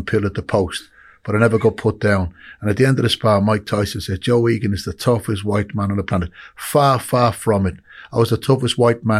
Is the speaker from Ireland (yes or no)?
yes; Dublin, Leinster, Ireland; born or raised there; now in United Kingdom